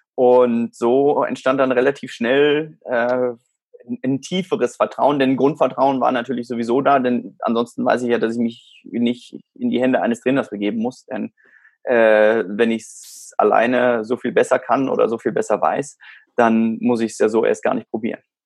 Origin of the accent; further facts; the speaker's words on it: South Africa; also born or lived in Germany; now in Spain; ich bin in Südafrika aufgewachsen